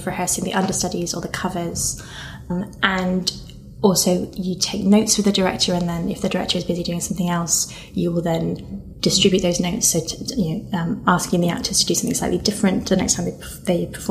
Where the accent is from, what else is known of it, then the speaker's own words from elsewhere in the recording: Nottingham, East Midlands, United Kingdom; moved away; I'm from Nottingham